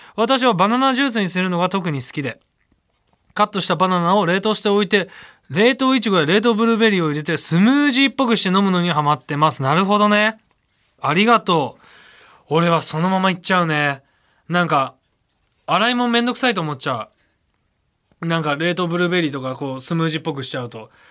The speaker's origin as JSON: {"language": "Japanese", "region": "Osaka", "country": "Japan", "tie": "born or raised there", "said": "僕大阪出身なんですけど"}